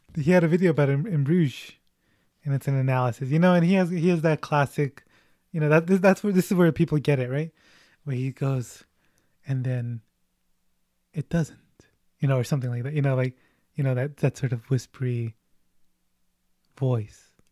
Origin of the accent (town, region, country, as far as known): United States